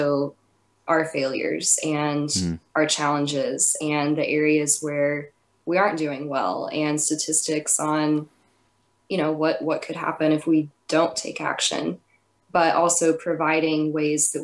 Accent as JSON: {"language": "English", "region": "East Texas", "country": "United States", "tie": "born or raised there", "said": "I grew up in East Texas"}